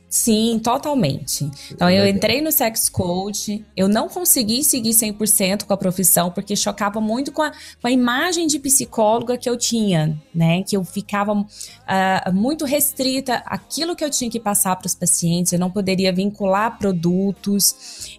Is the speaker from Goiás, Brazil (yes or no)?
yes; Goiânia, Goiás, Brazil; sou de Goiânia